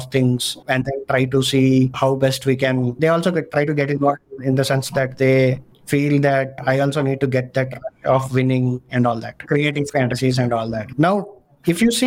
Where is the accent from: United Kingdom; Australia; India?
India; being an Indian